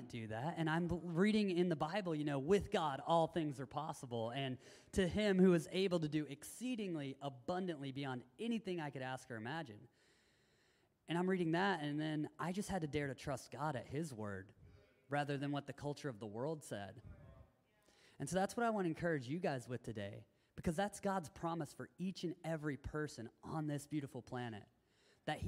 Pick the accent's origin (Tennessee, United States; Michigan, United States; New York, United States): Tennessee, United States; moved away; I grew up in Tennessee